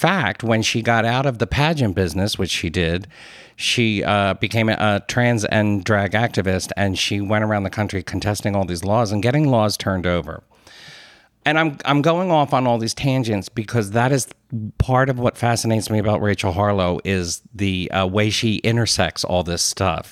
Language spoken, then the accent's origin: English; Philadelphia, Pennsylvania, United States; accent: Philly; my Philly accent came out